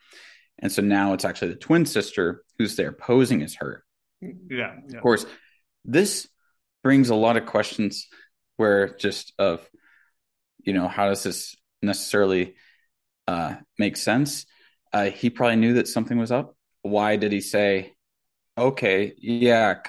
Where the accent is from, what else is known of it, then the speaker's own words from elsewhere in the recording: North Florida, United States; I grew up in North Florida, about 30 minutes from Alabama